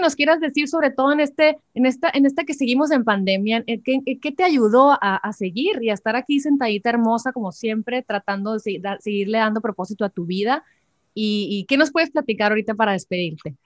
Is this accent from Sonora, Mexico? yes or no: yes; Sonora, Mexico; como sonorense